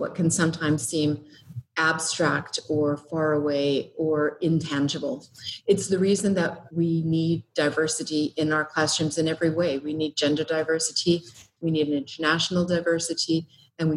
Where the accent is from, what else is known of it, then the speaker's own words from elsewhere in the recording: Treaty 7 land, western Canada, Alberta, Canada; moved away as an adult; now in Australia; I'm from Canada, I'm from Treaty 7 land in the west of Canada.